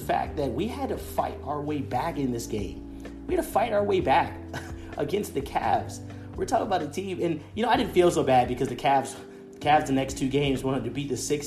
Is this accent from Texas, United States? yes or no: no; Los Angeles, California, United States; now in Atlanta, United States; I'm originally from Los Angeles, but you know, I live out here in Atlanta